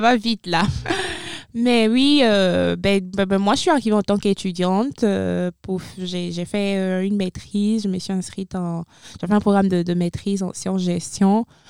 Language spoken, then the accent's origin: French; Benin; moved away as an adult; now in Moncton, Canada; Je suis originaire du Bénin 100%